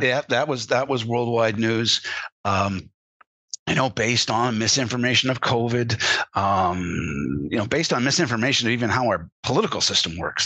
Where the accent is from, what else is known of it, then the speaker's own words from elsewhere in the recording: Canada; as a Canadian uh, growing up, and I was, was, around American influences all my life